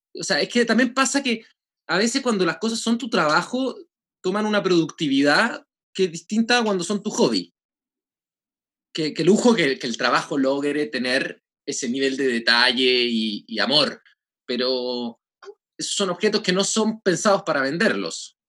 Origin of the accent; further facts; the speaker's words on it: Chile; nosotros en Chile